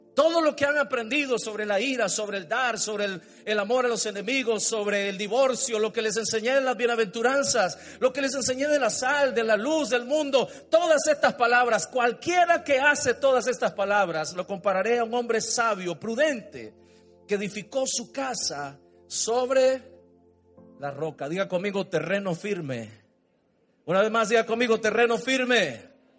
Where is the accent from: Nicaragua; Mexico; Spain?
Nicaragua; Montelimar, Managua; Yo tenía tal vez unos seis años, él tenía siete. Salimos en la casa nuestra de Montelimar